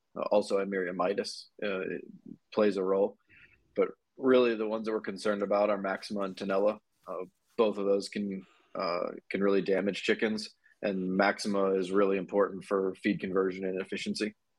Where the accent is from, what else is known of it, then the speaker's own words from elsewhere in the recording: Ohio, United States; moved away as an adult; also born or lived in Georgia; now in Dallas, United States; originally I'm from Ohio, uh, currently live in Dallas, Texas